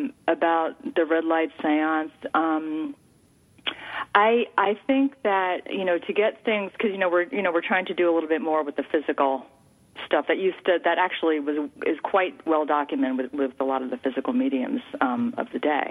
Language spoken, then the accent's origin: English; New York, United States; But I am from New York. My father was born in Brooklyn.